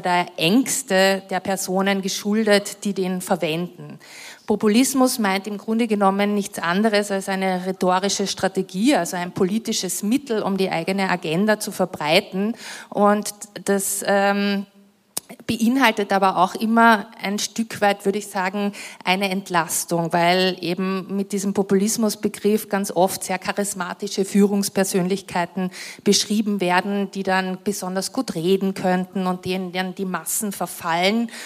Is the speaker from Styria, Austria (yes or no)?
no; Villach, Carinthia, Austria; ich komme ja aus Kärnten, ich bin in Kärnten aufgewachsen